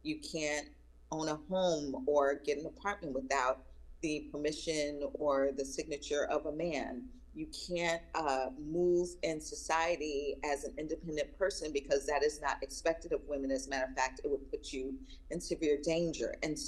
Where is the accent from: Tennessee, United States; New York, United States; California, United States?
New York, United States; Long Island; even though I was raised in Long Island in the North, that I am very much a Southern woman. And I say that because I was raised by Southern people. My mom's from South Carolina, my dad's from Virginia.